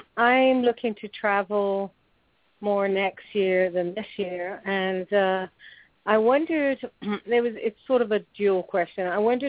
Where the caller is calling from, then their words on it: Florida, United States; I'm calling from Florida.